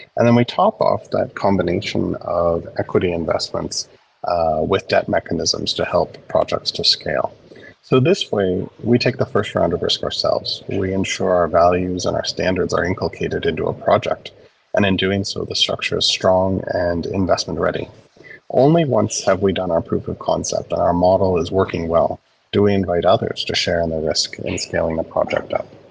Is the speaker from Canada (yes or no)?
yes; small town Ontario, Canada; moved away as an adult; also born or lived in South Sudan / Lusaka, Zambia; a boy who grew up in small town Ontario